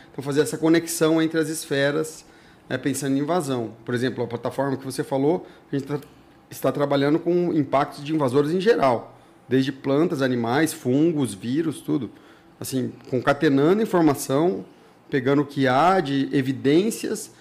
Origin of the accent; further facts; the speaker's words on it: Ribeirão Preto, São Paulo, Brazil; moved away; eu saí de Ribeirão Preto, São Paulo, num mocó de lá, num riachinho